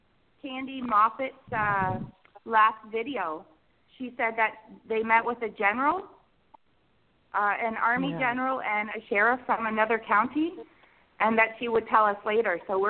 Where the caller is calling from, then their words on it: Canada; my friend Andre, and we're calling from Canada.